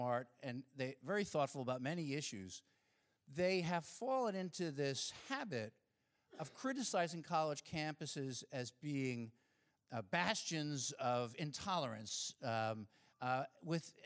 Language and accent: English; Long Island, New York, United States; When I was a kid, growing up in Long Island, not so far from here